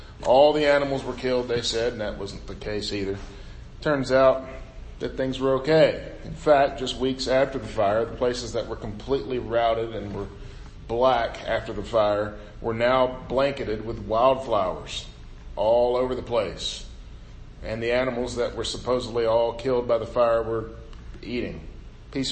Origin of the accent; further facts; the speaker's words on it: United States; I grew up right on the Mississippi River